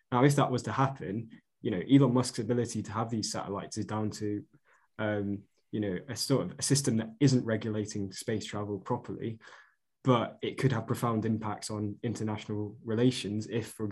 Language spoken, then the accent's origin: English; Chester, North West England, United Kingdom; I'm from Chester